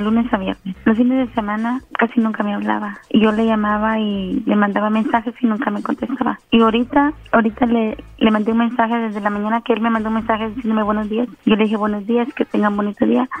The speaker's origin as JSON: {"language": "Spanish", "country": "Guatemala", "said": "yo soy de Guatemala"}